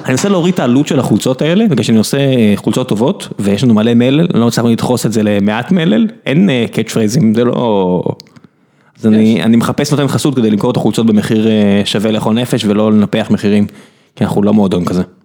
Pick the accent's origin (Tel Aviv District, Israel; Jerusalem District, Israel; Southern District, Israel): Southern District, Israel; Beersheba; אני גדלתי בדלת, גדלתי, גרתי בדלת, בבית, במצדה, בכל השכונות האלה